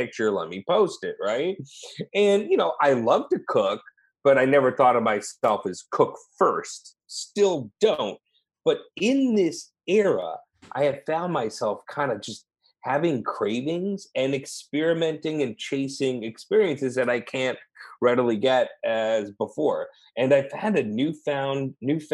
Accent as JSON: {"language": "English", "town": "St. Louis", "region": "Missouri", "country": "United States", "tie": "born or raised there", "also_born_or_lived": "Los Angeles", "moved": "as an adult", "lives_now": "Austin, United States", "said": "I grew up in St. Louis, and like when I moved to Los Angeles"}